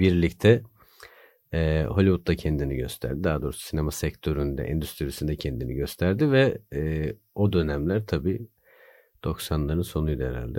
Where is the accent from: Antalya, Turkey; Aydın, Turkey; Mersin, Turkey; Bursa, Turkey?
Bursa, Turkey; moved away as an adult; also born or lived in Erzurum; now in Istanbul, Turkey; Erzurumluyum. Bursa'da büyüdüm.